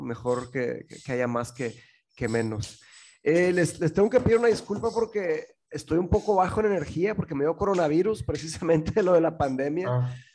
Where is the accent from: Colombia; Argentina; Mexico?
Mexico; also born or lived in England; aquí en México estábamos mi mamá, mi hermano, mi padrastro y yo